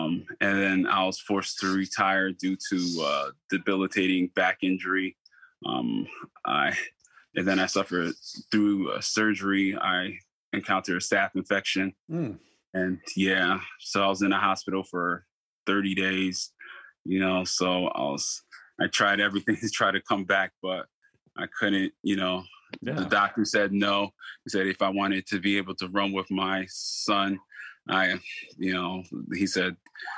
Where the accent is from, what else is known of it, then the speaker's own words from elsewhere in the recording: Stamford, Connecticut, United States; I'm from the community of Stanford. So I'm born and raised in Stanford.